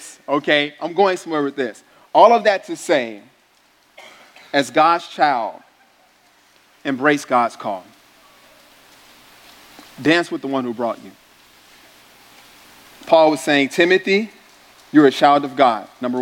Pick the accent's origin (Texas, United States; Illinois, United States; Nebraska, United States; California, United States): Illinois, United States; Chicago; I'm from the North Side